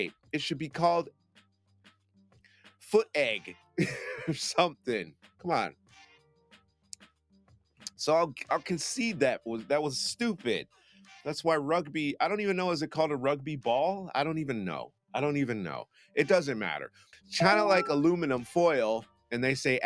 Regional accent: United States; now in England, United Kingdom; as an American

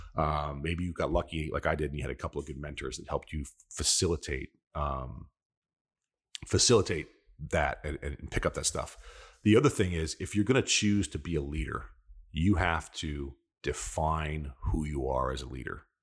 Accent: New York, United States; I'm an Italian from New York

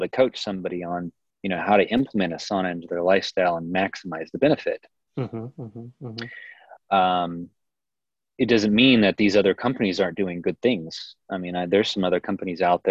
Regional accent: Kansas City, United States; moved away as an adult; now in Boulder, United States; I'm from Kansas City

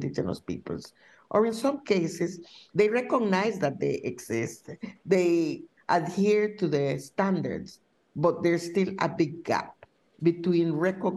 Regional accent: Wangki River, Mosquito Coast, Nicaragua; I was born in the Huanqui River. This is a river that borders Honduras and Nicaragua. So it was something that we call the Mosquito Coast

